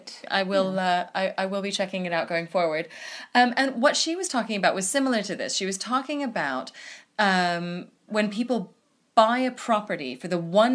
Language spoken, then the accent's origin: English; United States; now in United Kingdom; as an American